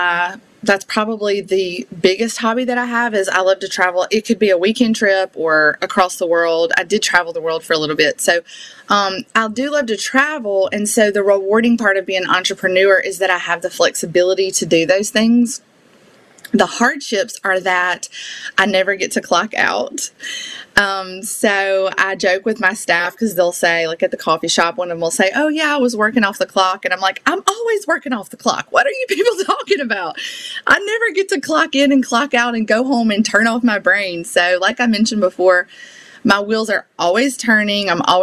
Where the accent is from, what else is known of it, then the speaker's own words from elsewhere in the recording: Ellisville, Mississippi, United States; accent: Southern; I'm from Ellisville, Mississippi